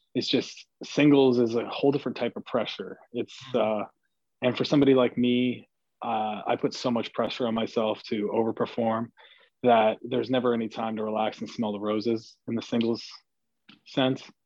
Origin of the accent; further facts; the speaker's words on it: Canada; as a Canadian